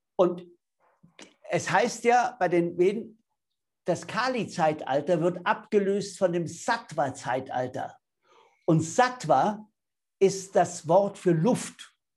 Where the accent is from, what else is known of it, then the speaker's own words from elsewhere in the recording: Bavaria, Germany; ich bin Bayer.